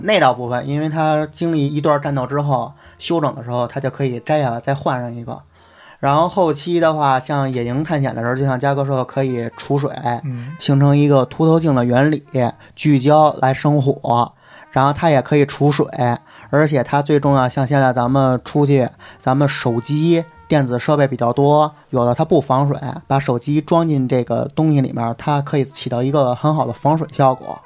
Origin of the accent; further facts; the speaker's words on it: China; 我生在中国